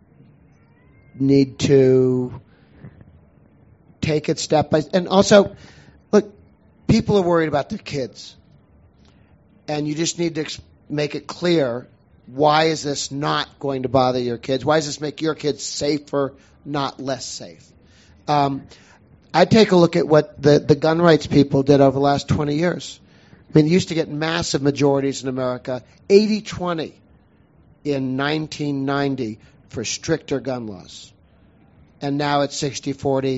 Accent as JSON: {"language": "English", "town": "Boston", "region": "Massachusetts", "country": "United States", "tie": "born or raised there", "said": "I grew up in Boston"}